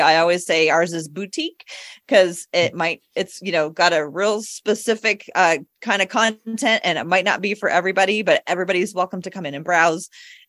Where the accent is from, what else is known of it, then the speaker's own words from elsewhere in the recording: Portland, Oregon, United States; I'm from Portland too